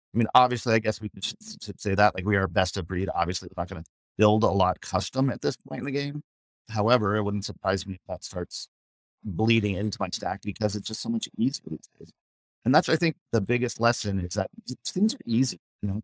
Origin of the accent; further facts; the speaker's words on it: Scottsdale, Arizona, United States; also born or lived in New York; now in Los Angeles, United States; I grew up in Scottsdale